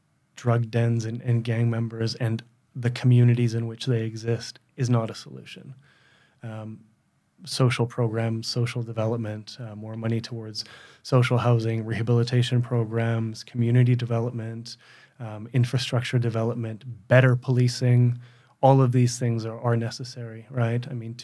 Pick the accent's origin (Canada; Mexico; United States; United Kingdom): Canada; West Coast; I lived in the most benign circumstances you could imagine, you know, growing up in Canada on the West Coast. You know, we didn't have a lot of money because we were immigrants, but, like, we had plenty.